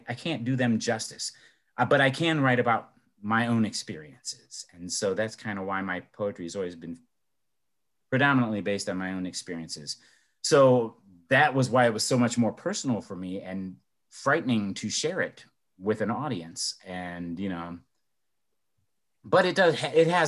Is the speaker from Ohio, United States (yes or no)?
yes; Elyria, Ohio, United States; my hometown of Elyria or in Cleveland